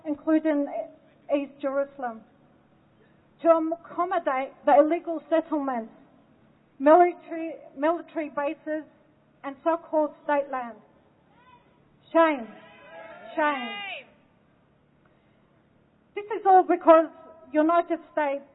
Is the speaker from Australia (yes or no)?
yes; Australia; also born or lived in Lebanon; I was born in Lebanon and I lived my life in Australia